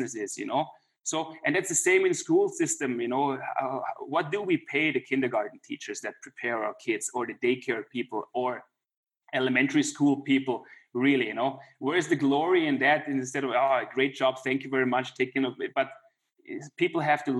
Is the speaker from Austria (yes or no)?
yes; Klagenfurt, Carinthia, Austria; It's my hometown. That's where I grew up.